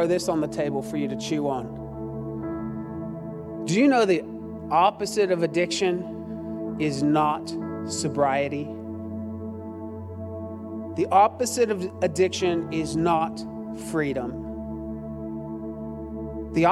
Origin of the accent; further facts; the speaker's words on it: Austin, Texas, United States; also born or lived in Cedar Park, Texas; growing up in East Austin, a little church called, I won't say it, that's still there, gave me a foundation for loving the house of the Lord